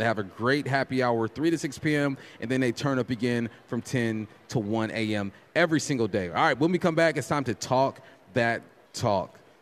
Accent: California, United States; I'm from Cali. We from Cali

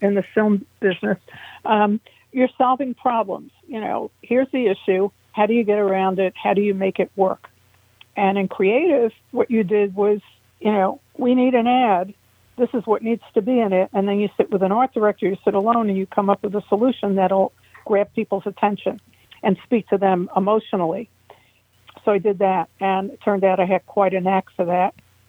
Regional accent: New York City, New York, United States; I grew up in Manhattan, all the way north in the Dyckman Street Projects

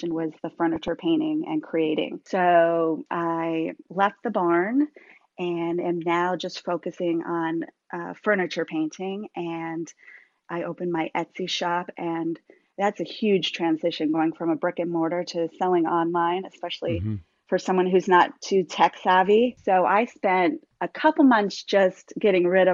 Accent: Vermont, United States; now in Virginia, United States; I'm from New England. I'm from Vermont originally, so, and I live in Virginia

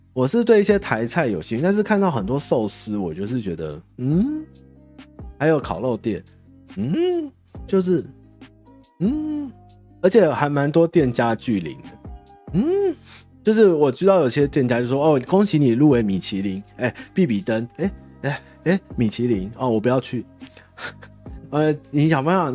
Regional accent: Taiwan; 我们台湾人

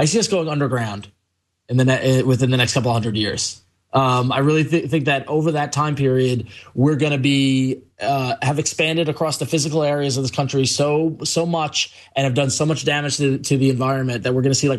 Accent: New York, United States; I grew up in New York, and there was always the random nut who says that Long Island and the city should break away from New York State and form their own state.

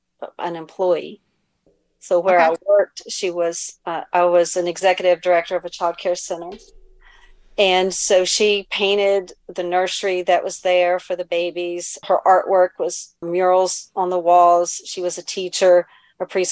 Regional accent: the South, United States; moved away as an adult; now in Maryland, United States; I'm from the South

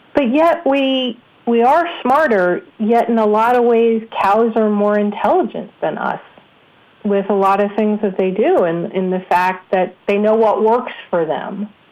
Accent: New York, United States; I grew up in New York where we had some of the best radio DJs

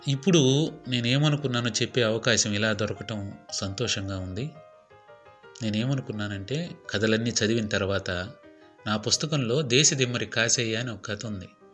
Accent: Nellore district, Andhra Pradesh, India; మా ఊరు నెల్లూరు జిల్లా కావచ్చు

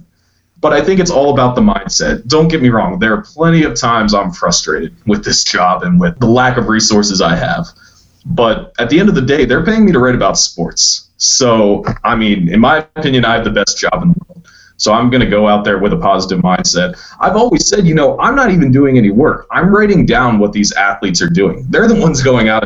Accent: Salisbury, Maryland, United States; I grew up around here

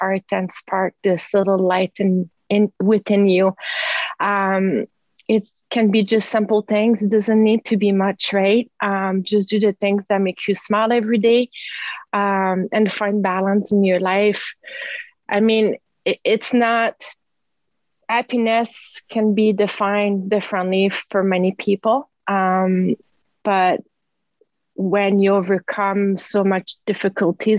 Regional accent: Quebec, Canada; now in Castlegar, Canada; I am originally from Quebec

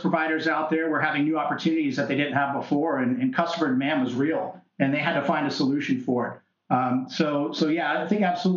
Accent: Tampa, Florida, United States; I'm from Tampa Bay

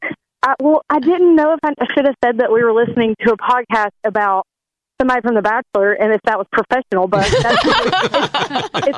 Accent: Talladega, Alabama, United States; now in Birmingham, United States; we're from, like, Talladega, like, where the racetrack is.

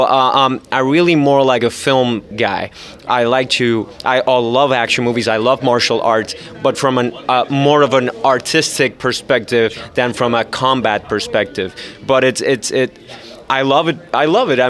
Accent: Puerto Rico; I'm from Puerto Rico

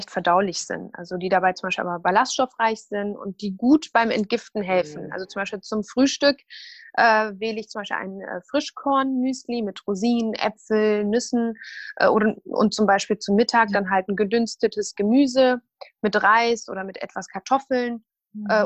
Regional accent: Syria; Ich komme ursprünglich aus Syrien, äh, bin 34 Jahre alt und studiere an der Justus-Liebig-Universität in Gießen Ernährungswissenschaften.

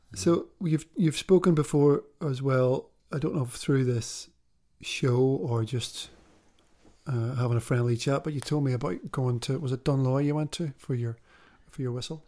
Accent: Belfast, Northern Ireland, United Kingdom; I know what it was like growing up in Belfast

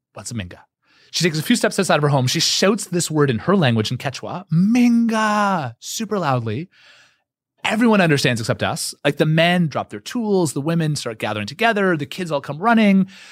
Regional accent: Canada; I'm Canadian

